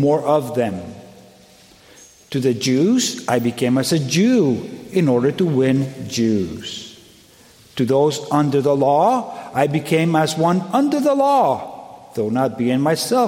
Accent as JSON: {"language": "English", "country": "Colombia", "moved": "yes", "said": "I'm originally from Colombia"}